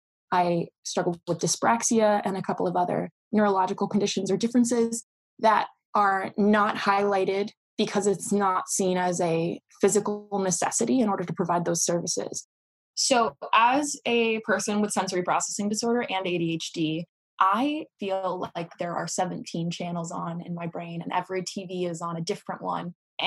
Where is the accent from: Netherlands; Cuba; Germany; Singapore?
Singapore; also born or lived in Southeast Asia; Although I am American, both of my parents are American. I was raised in Singapore for most of my childhood and around Southeast Asia.